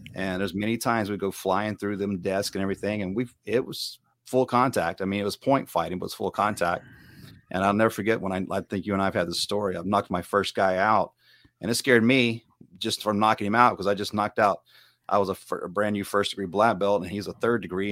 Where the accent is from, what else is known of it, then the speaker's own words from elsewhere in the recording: Hickory, Mississippi, United States; accent: southern twang; now in California, United States; I'm originally from Mississippi. Uh, I'm from a small town called Hickory